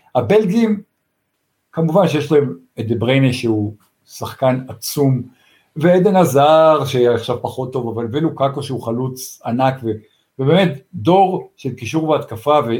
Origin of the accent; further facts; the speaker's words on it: Tel Aviv, Tel Aviv District, Israel; אני גדלתי באמצע תל אביב